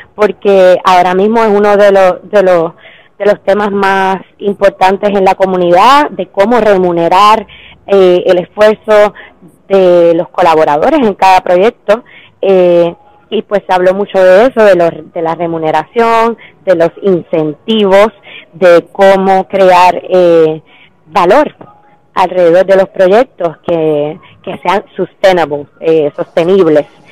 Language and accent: Spanish; Puerto Rico; moved away as an adult; now in Paris, France; vengo de Puerto Rico, estoy basada en París hace seis años